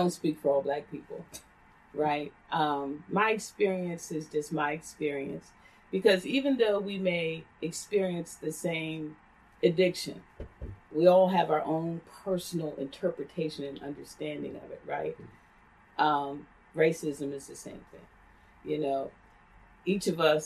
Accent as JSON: {"language": "English", "area": "Cecil County", "region": "Maryland", "country": "United States", "tie": "born or raised there", "said": "I grew up in Cecil County"}